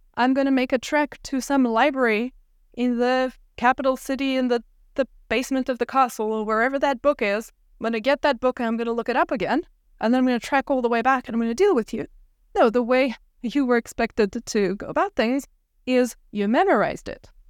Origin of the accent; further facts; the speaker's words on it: South Africa; moved away; I grew up in South Africa